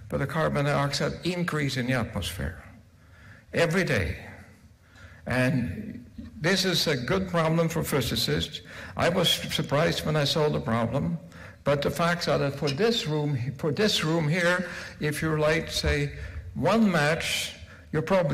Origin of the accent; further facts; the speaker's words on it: Norway; I'm from Norway